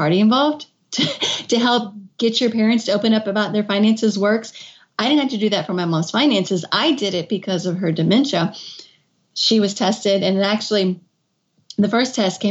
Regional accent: Kentucky, United States; moved away as an adult; also born or lived in Washington, D.C.; I had moved back to my home state of Kentucky. I was living in Washington, D.C.

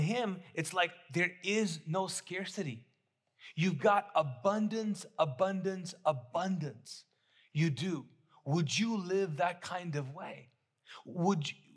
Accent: Kuwait; moved away as an adult; now in Charlotte, United States; I grew up in the Middle East, in Kuwait, came here when I was 19

